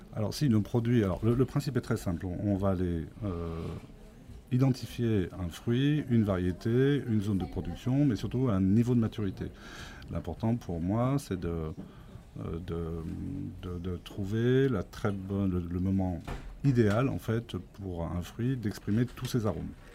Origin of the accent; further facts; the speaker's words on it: France; je suis né effectivement sur cette ferme euh, et j'y réside encore